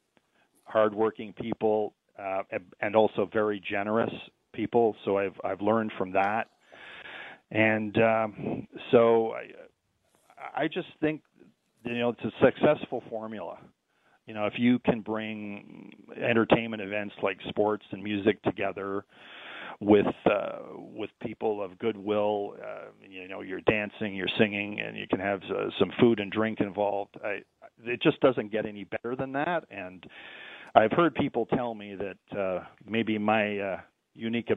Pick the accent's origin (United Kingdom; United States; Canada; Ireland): Canada; St. Catharines, Ontario; in my hometown, St. Catharines